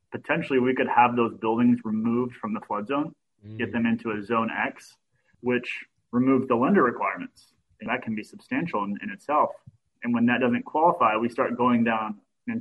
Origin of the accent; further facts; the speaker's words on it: Kentucky, United States; now in Florida, United States; I grew up in Kentucky and knew nothing about flood zones, but I was in the tennis industry and that's what brought me to Florida